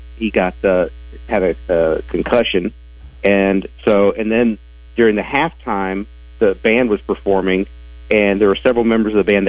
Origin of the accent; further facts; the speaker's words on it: Little Rock, Arkansas, United States; also born or lived in Oklahoma; I was born here in Little Rock.